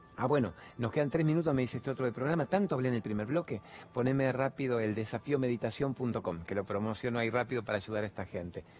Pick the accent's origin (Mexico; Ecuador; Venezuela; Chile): Venezuela; moved away as an adult; yo soy una venezolana que tengo ya casi